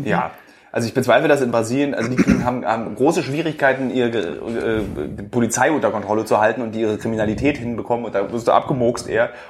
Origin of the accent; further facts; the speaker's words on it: Berlin, Germany; born there; Aber ich kenne so ganz wenig, so gebürtige Berliner, wie wir es sind